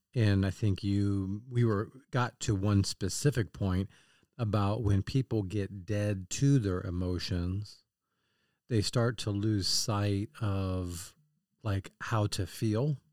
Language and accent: English; Kansas City, United States; I'm from Kansas City